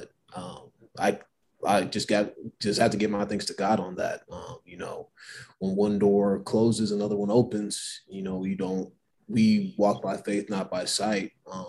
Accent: Albuquerque, New Mexico, United States; Well, I'm originally from Albuquerque, New Mexico. I've been all over the place, 9 states, and I turned 30 in 2 months.

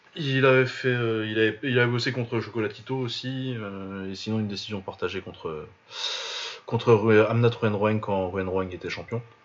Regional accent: France; on est français

